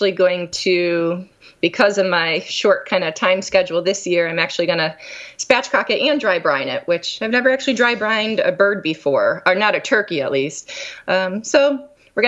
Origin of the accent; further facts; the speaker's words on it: Scranton, Pennsylvania, United States; moved away; I grew up in Pennsylvania, Scranton, Pennsylvania